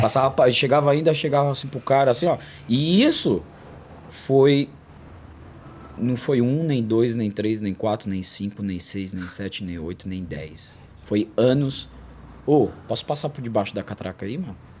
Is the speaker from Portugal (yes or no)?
no; São Paulo, Brazil; Eu vim da, da quebrada, nasci na periferia mesmo.